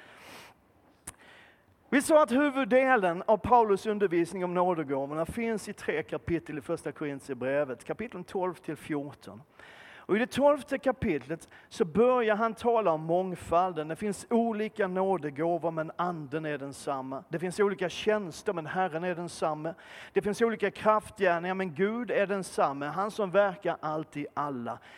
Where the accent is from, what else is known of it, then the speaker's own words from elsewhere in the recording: Malmö, Skåne, Sweden; född och uppvuxen i centrala Malmö